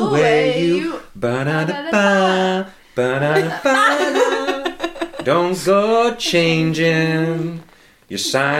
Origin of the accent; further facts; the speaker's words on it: Ohio, United States; moved away as an adult; also born or lived in Southern California; I grew up in Ohio.